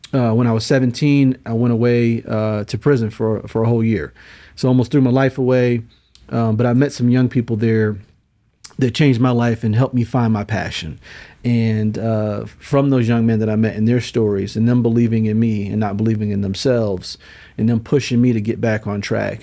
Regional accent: Syracuse, New York, United States; I'm from Syracuse, New York.

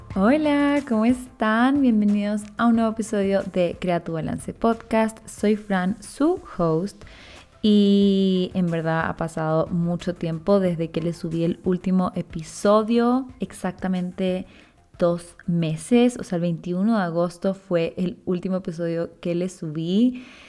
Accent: Chile; now in Ecuador; yo soy chilena, pero vivo en Ecuador hace ya casi 15 años

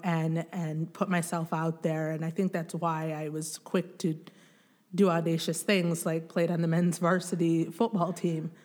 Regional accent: Grand Rapids, Michigan, United States; also born or lived in Bukavu, Democratic Republic of the Congo; we moved to Grand Rapids, Michigan

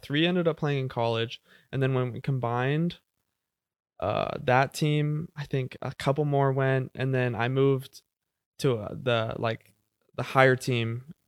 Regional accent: Jenks, Oklahoma, United States; I was born in Jinx, Oklahoma, so, like, uh, South Tulsa, really. Uh, I have, uh, three sisters, one older, two younger sisters. Yeah, I grew up w, going to Jinx High School

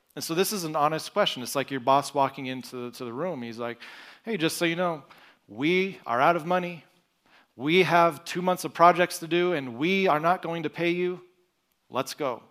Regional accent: Broken Arrow, Oklahoma, United States; moved away; I was born and raised in Broken Arrow, Oklahoma. So I am an Okie

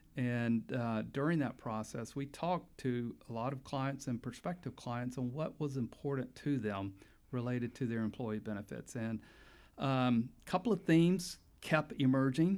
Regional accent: Pensacola, Florida, United States; moved away as an adult; also born or lived in Panama City, Florida; now in Tallahassee, United States; I grew up in Pensacola

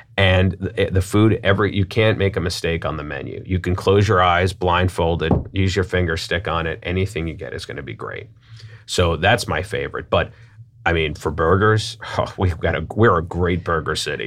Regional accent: New York, United States; now in St. Louis, United States; I'm from New York

